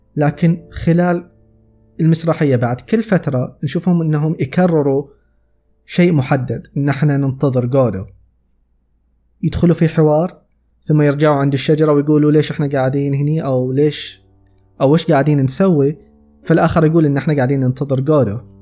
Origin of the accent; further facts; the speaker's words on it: Saudi Arabia; عندنا في السعودية